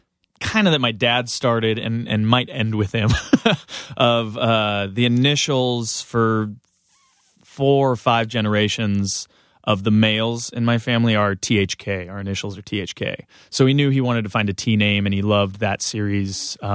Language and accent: English; Southern California, United States; Southern California.